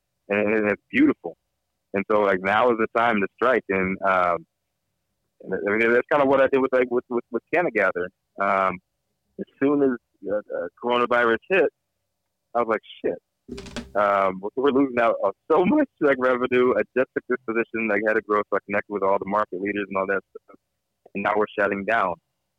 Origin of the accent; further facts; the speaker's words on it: East Coast, United States; now in California, United States; I'm a hustler. I'm from the East Coast. Me and my East Coast guys.